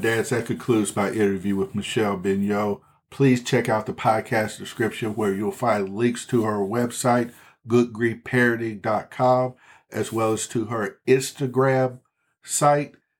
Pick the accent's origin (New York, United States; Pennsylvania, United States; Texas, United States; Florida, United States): Texas, United States; I'm a Texan.